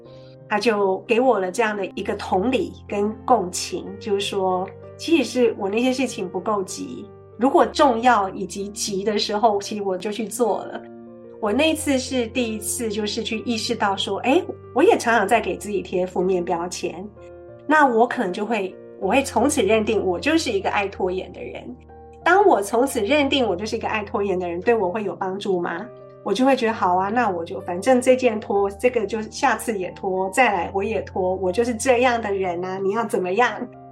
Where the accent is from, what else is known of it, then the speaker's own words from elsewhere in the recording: Taiwan; 我们这种在台湾长大的孩子